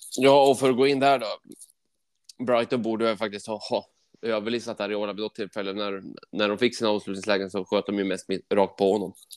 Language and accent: Swedish; Sweden